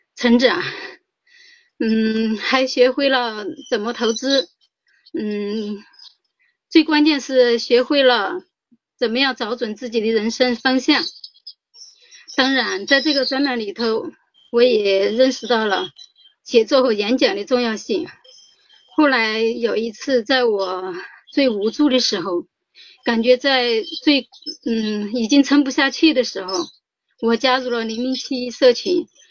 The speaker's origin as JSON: {"language": "Chinese", "region": "Sichuan", "country": "China", "moved": "yes", "lives_now": "Tianjin, China", "said": "我来自四川，现定居天津"}